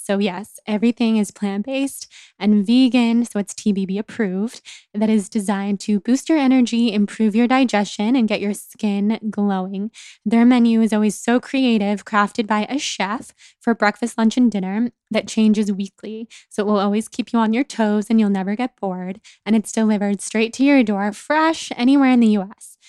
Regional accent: California, United States; accent: California girl; being such a California girl with my voice and always in high school being made fun

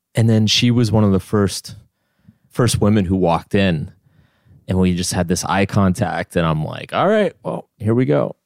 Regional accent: Austin, Texas, United States; now in New York, United States; I grew up in Austin, Texas

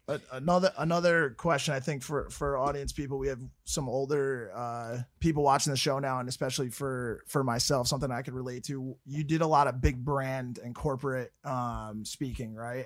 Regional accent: Connecticut, United States; I'm from Connecticut and in Fairfield County, it's a wealthy place

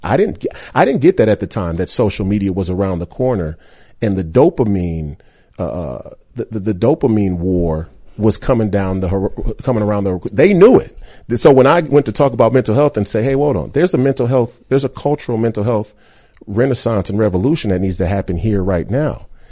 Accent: Minneapolis, Minnesota, United States; I went to the University of Minnesota, which is in my hometown

